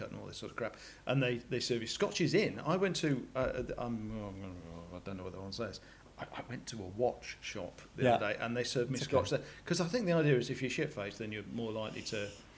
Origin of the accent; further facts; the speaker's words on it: Yorkshire and the Humber, United Kingdom; now in Australia; I'm very proud of being Australian and from Yorkshire.